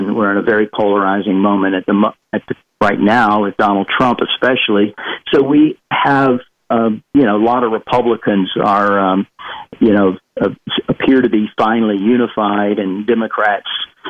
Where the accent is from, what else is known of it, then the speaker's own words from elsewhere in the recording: the South of the U.S., United States; I'm from the South